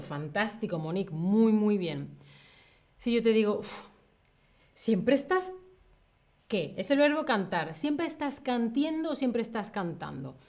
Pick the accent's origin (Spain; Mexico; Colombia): Spain; Yo, que soy de España